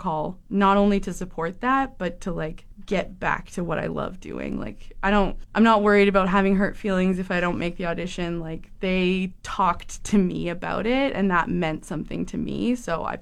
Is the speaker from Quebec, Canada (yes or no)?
no; Camrose, Alberta, Canada; moved away as an adult; now in Fort McMurray, Canada; I'm actually from Camrose, so Big Valley Jamboree. I grew up there with my husband